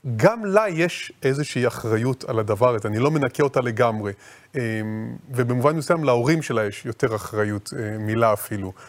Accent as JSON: {"language": "Hebrew", "country": "Israel", "tie": "born or raised there", "said": "נולדתי פה, ההורים שלי נולדים פה, נולדו פה"}